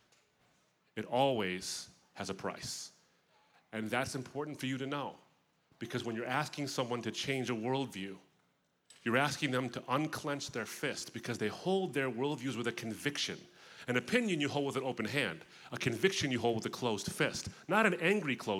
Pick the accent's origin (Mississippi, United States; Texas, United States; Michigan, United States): Michigan, United States; suburb of Detroit; the suburb I grew up in of Detroit was pretty much white.